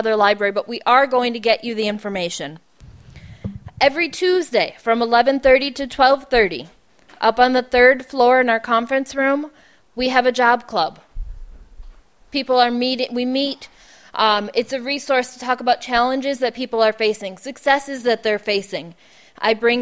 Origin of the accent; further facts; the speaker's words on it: Buffalo, New York, United States; I'm from Buffalo, so it's cold